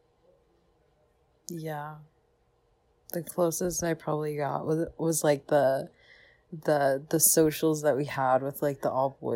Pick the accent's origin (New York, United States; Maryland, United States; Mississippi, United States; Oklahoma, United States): New York, United States; New York City; I'm from New York City